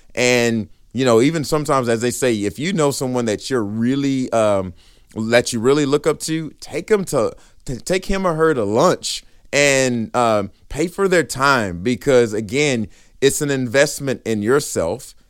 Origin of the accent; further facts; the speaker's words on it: Riesel, Texas, United States; I'm from Riesel, Texas